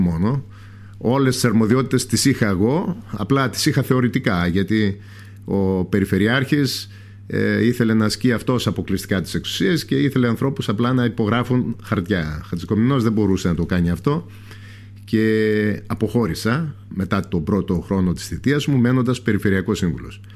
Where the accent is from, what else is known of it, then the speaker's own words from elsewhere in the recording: Lesbos, North Aegean, Greece; από μικρός, δεν έφυγα ποτέ από τον τόπο μου.